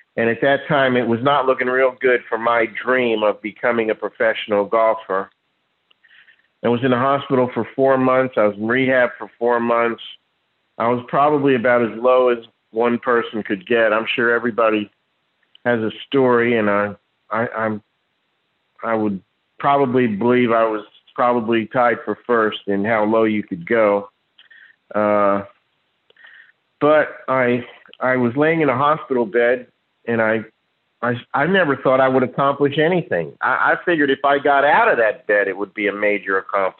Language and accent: English; Neptune, New Jersey, United States; moved away as an adult; now in Jupiter, United States; I was born in Neptune. Now I live in Jupiter